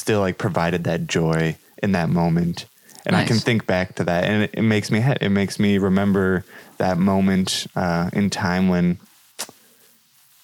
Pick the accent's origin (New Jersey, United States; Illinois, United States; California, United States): Illinois, United States; Chicago; now in Quincy, United States; Chicago suburb area